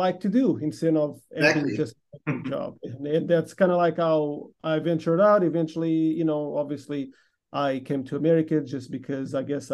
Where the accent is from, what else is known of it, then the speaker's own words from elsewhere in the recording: Portugal; now in Houston, United States; I'm actually from Portugal. Grew up over here.